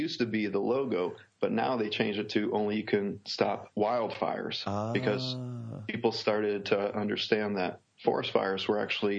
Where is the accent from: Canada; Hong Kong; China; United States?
United States; New York; now in Auburn, United States; Well, I come from New York originally, but I'm in Auburn University, Auburn, Alabama right now.